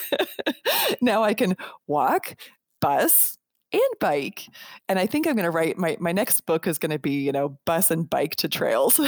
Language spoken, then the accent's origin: English; Colorado, United States; also born or lived in Denver; I was living in Denver, and I'm I'm from Colorado